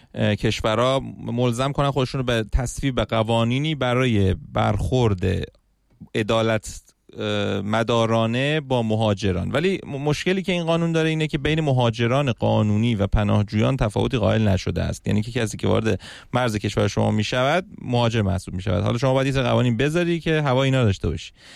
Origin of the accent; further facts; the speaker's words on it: Iran; ما چون ایرانی هستیم